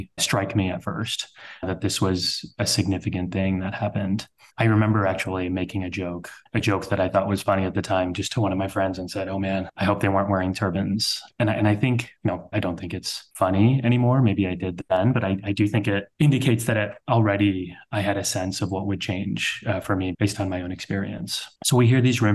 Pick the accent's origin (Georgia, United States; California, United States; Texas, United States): Texas, United States; South; now in New York, United States; I was born and raised in Texas, one of the very few Sikh families wearing turbans in South Texas, where we grew up